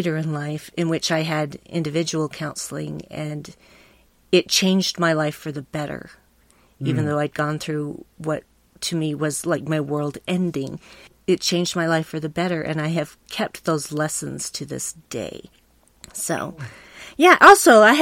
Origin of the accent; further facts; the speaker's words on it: Salt Lake City, Utah, United States; also born or lived in Bountiful, Utah / Centerville, Utah; I was mostly raised both in Salt Lake City, which is the capital city of Utah, and Centerville, which is about 10 miles north of there